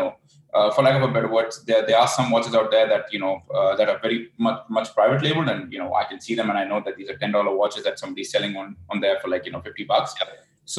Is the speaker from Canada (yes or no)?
yes; Vancouver, British Columbia, Canada; also born or lived in Bangkok; I'm originally from Vancouver, but I spend a few months of the year here in Bangkok